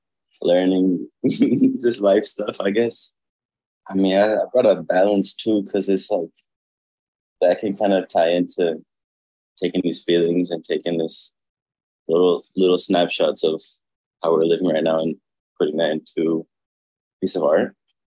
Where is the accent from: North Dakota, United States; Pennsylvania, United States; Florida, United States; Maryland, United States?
Florida, United States; Miami; But Miami honestly heavily influenced like everything I do. I love Miami.